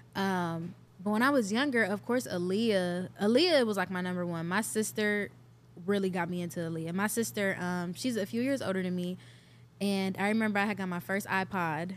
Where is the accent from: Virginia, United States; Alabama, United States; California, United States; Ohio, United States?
Ohio, United States; Cleveland; also born or lived in Richmond Heights, Ohio / Atlanta; I'm born and raised in Cleveland, Ohio, Northeast